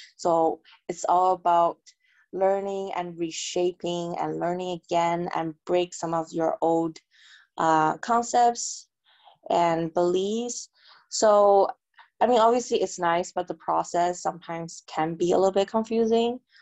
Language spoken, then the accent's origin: English; Canada; moved away as an adult; also born or lived in China / New York, United States; I was born in China, and my family immigrated to Canada when I was about 10. So basically, I grew up in Canada.